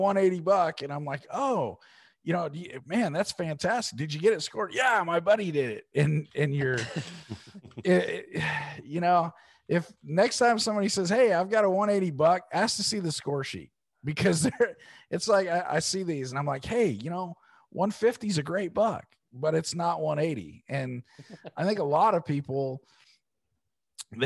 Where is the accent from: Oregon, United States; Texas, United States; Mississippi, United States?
Oregon, United States; I'm from Oregon. I'm a West Coast guy